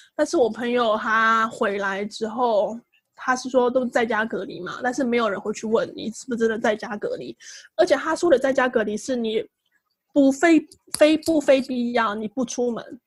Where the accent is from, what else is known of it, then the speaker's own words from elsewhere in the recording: Taiwan; also born or lived in Singapore; now in Tokyo, Japan; 我是台湾人，所以不需要马来西亚的签证